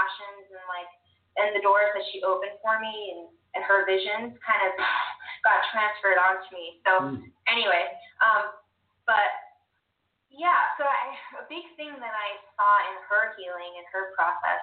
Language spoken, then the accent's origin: English; North Carolina, United States; also born or lived in California; now in Ogden, United States; I was born in California. I moved to North Carolina when I was 10